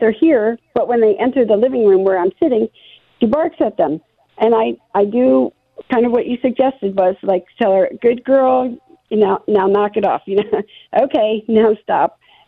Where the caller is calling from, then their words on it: Ocean City, Maryland, United States; I'm actually calling from Ocean City, Maryland.